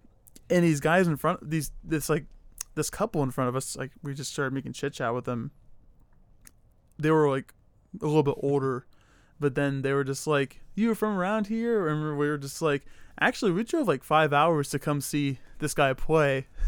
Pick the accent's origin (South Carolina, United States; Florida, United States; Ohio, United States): Ohio, United States; I'm from Ohio.